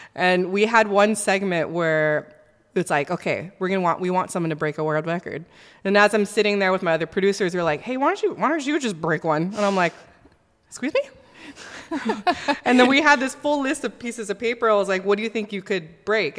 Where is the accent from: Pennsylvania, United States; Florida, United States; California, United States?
California, United States; Southern; I was born and raised here in Southern California